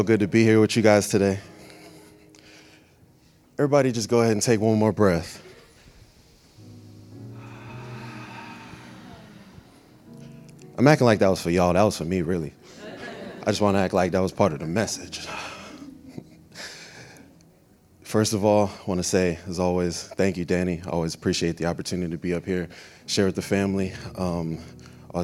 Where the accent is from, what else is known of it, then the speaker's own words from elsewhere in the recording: Florida, United States; I'm from Florida, but my family from Brooklyn